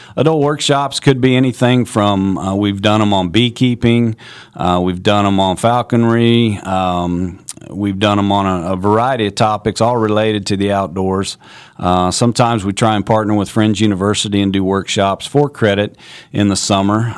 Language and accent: English; Kansas, United States; also born or lived in North Carolina; I grew up in Kansas